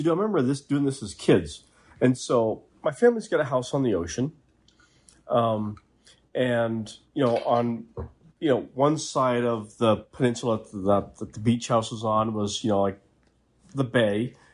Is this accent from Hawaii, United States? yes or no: no; Maine, United States; moved away; I'm from Maine originally. It doesn't take much for the accent to come